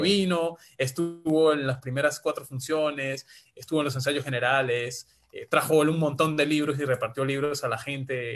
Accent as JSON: {"language": "Spanish", "town": "San Juan de Colón", "region": "Táchira", "country": "Venezuela", "tie": "born or raised there", "moved": "as an adult", "lives_now": "Peru", "said": "Soy venezolano de nacimiento, ya prácticamente peruano de corazón por adopción"}